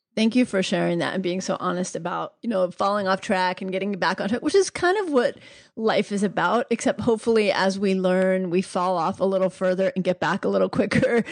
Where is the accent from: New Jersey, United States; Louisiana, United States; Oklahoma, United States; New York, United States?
New York, United States; New York City; moved away; also born or lived in Atlanta, Georgia; I grew up in New York City